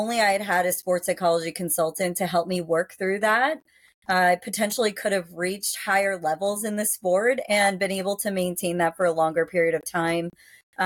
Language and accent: English; Worcester, Massachusetts, United States; I grew up in Massachusetts, in Central Mass